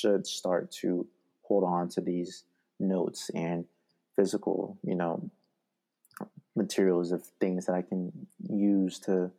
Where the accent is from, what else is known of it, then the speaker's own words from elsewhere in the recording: Oregon, United States; moved away as an adult; also born or lived in Utah; growing up in Oregon, I think I moved houses like 12 times.